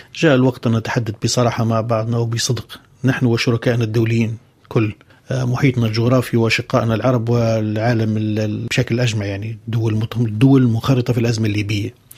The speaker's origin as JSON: {"language": "Arabic", "country": "Libya", "said": "بلدي ليبيا"}